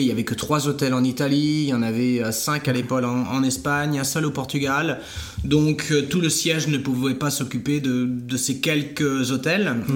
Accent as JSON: {"language": "French", "town": "Saint-Jean-de-Monts", "region": "Pays de la Loire", "country": "France", "also_born_or_lived": "Barcelona / Florence", "said": "je suis originaire de Saint-Jean-de-Mont en Vendée"}